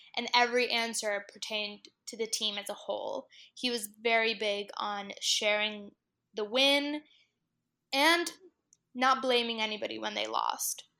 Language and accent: English; South Florida, United States; moved away as an adult; also born or lived in Miami / Washington, D.C.; being from a Hispanic family and obviously growing up in South Florida